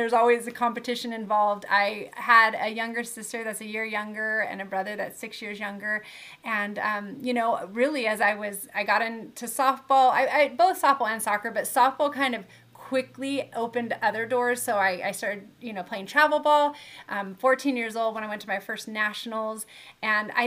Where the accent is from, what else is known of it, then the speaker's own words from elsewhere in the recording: Southern California, United States; I grew up in Southern California. I actually live here now as well